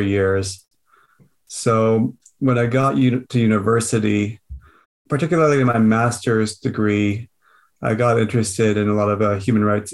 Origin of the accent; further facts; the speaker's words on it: Vancouver Island, British Columbia, Canada; on Vancouver Island, where I grew up